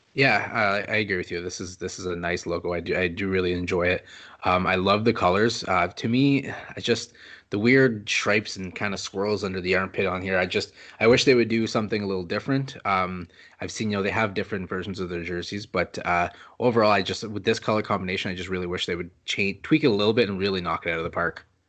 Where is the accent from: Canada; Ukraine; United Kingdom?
Canada; I am French Canadian